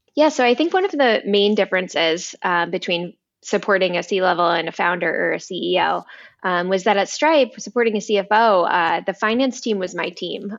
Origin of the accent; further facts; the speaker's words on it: East Coast, United States; moved away; I'm originally from the East Coast